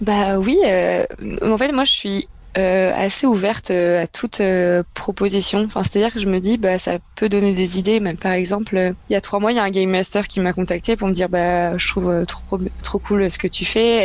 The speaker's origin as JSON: {"language": "French", "region": "Brittany", "country": "France", "said": "je viens de Bretagne"}